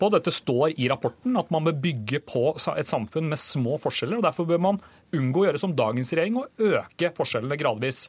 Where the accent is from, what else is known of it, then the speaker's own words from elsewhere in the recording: Drammen, Buskerud, Norway; min hjemby Drammen